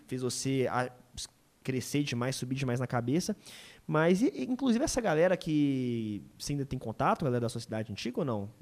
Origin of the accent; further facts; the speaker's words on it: Belo Horizonte area, Minas Gerais, Brazil; now in Belo Horizonte, Brazil; estar tá em BH é, facilita muito isso, porque eu tô perto da galera de, é, de onde eu vim